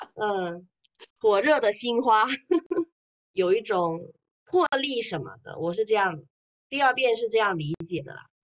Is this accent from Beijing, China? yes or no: no; Fujian, China; 我们闽南这边很喜欢烧香拜佛嘛